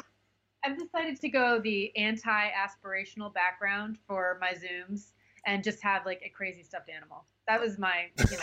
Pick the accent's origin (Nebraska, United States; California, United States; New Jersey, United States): Nebraska, United States; Virginia; I grew up in Virginia, Nebraska